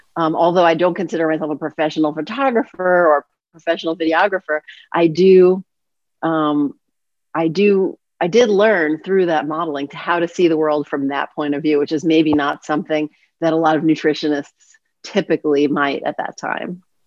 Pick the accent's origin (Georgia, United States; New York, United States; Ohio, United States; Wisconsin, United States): New York, United States; New York City; I grew up in New York City